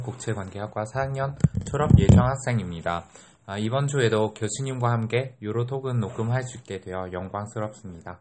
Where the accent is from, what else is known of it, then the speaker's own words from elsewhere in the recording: Vietnam; Korean is a second language; moved away as an adult; also born or lived in Hanoi; now in Daegu, South Korea; 저는 베트남에서 온